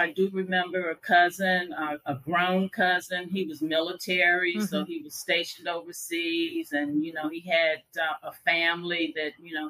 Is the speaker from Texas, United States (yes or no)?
no; Chicago, Illinois, United States; accent: Southern; moved away as an adult; also born or lived in Iowa; now in Panama; I grew up in Chicago, you know, graduated high school. Both my parents are Southern born, so I guess, you know, I picked that up very, very naturally.